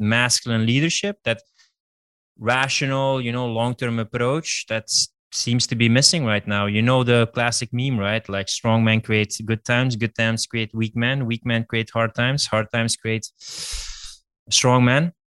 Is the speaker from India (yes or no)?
no; Russia; Like, dude, I'm just from Russia playing tennis.